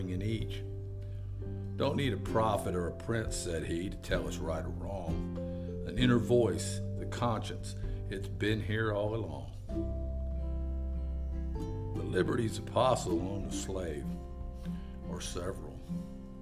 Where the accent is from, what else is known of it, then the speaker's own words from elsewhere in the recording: Melbourne, Florida, United States; I've been teaching and coaching down here in my hometown of Melbourne, Florida